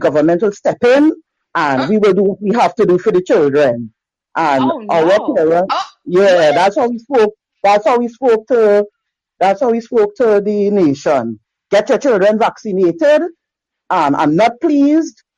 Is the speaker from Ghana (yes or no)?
no; Trinidad & Tobago; I am calling in from Trinidad and Tobago in the Caribbean.